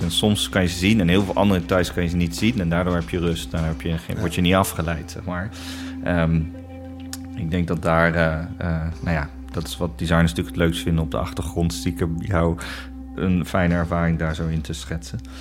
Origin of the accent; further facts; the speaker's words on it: Netherlands; Wij ook als Nederlanders